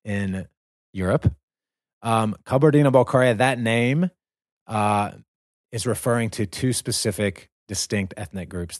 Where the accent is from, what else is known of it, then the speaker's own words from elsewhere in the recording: North Carolina, United States; I'm from North Carolina